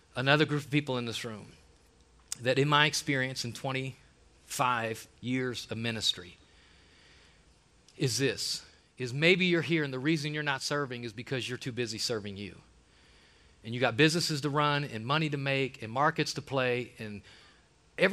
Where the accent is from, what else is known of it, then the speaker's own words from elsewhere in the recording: Ohio, United States; I'm from Ohio